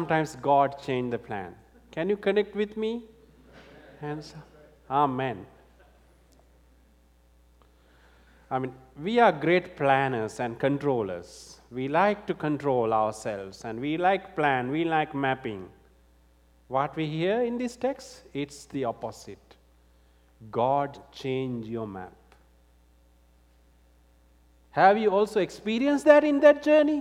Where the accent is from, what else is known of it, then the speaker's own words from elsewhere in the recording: Sri Lanka; moved away; I'm from Sri Lanka.